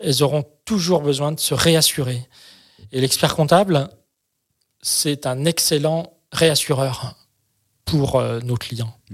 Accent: France; chez nous en France

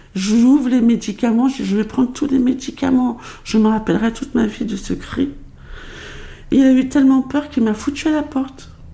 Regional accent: Paris, Île-de-France, France; also born or lived in Pointe-à-Pitre, Guadeloupe; je suis née euh, à Pointe-à-Pitre, en Guadeloupe. Les histoires de parents euh, divorcés avec une mère qui part à Paris pour travailler ont fait que, à l'âge de 6 ans, je me retrouve à Paris, dans le 18e arrondissement

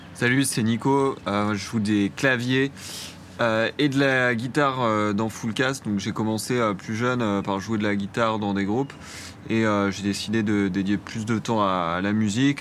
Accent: Paris and Montreuil, Île-de-France, France; on est trois, on est originaire de Paris et de Montreuil dans le 93

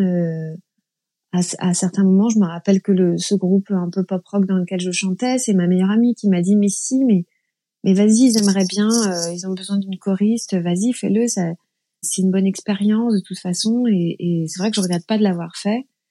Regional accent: Plaine-Haute, Brittany, France; also born or lived in Saint-Brieuc; je suis née à Saint-Brieuc, dans les Côtes d'Armor. Et j'ai grandi pas très loin de Saint-Brieuc, à une vingtaine de, minutes, 15 kilomètres, dans un petit village qui s'appelle Plaine Haute

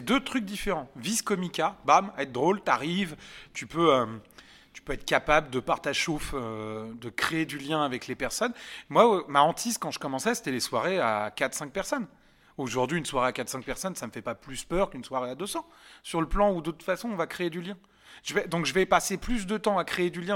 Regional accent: Yvelines, near Montfort-l'Amaury, Île-de-France, France; j'ai grandi dans les Yvelines, euh, à côté de Montfort-la-Maurie

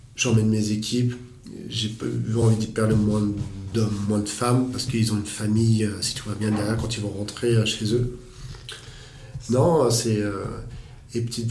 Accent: France; nous en tant que Français

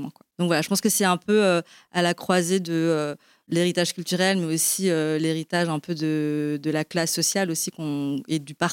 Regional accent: Belgium; now in France; moi, je suis d'origine chinoise, mais je suis née en Belgique. Donc j'ai grandi euh, en, Europe et aujourd'hui je vis en France.

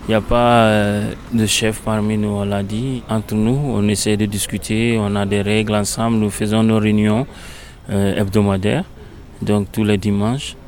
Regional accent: Guinea; now in Grenoble, France; je viens de la Guinée-Conakry

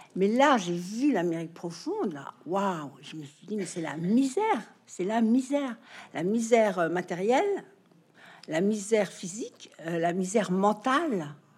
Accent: France; moved away as an adult; also born or lived in United States; c'est en vivant aux États-Unis que je me suis rendu compte que j'étais française. quand j'ai quitté la France

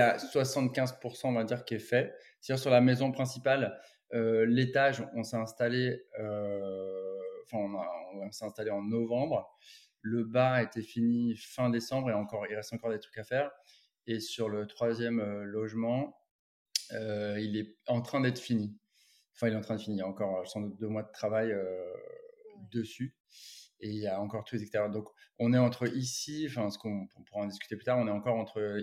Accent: Carnac, Brittany, France; moved away as an adult; also born or lived in Sydney, Australia / Paris; j'ai grandi à Carnac ici

